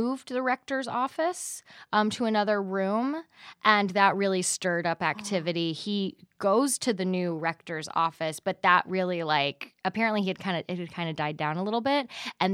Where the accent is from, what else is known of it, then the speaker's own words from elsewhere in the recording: Texas, United States; I'm from Texas